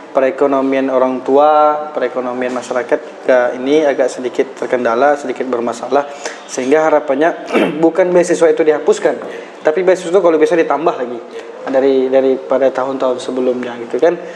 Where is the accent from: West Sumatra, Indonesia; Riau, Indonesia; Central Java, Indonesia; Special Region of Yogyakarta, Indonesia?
Riau, Indonesia; itu mungkin yang menjadi apa namanya kebanggaan kami dari Kabupaten Kalir dibanding kabupaten lain.